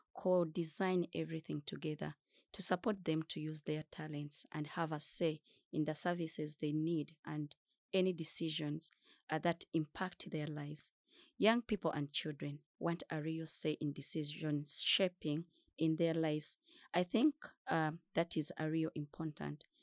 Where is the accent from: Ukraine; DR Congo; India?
DR Congo; also born or lived in Uganda; now in Stockholm, Sweden; I'm a refugee from Democratic Republic of Congo. I lived in Chakatu refugee settlement in Uganda for five years, currently living in Stockholm, Sweden